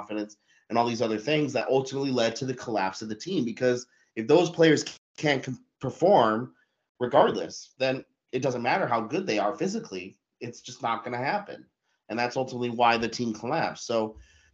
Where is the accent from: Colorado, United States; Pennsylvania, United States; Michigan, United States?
Colorado, United States; Denver; moved away as an adult; now in Germany; I grew up in Denver, Colorado, and I love Denver, Colorado, but I spent my whole life living there.